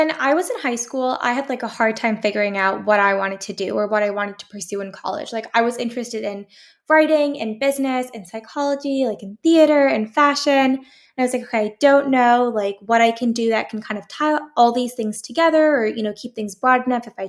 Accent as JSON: {"language": "English", "town": "San Jose", "region": "California", "country": "United States", "tie": "born or raised there", "also_born_or_lived": "Syracuse, New York", "said": "I'm born and raised in San Jose, California. I'm back home"}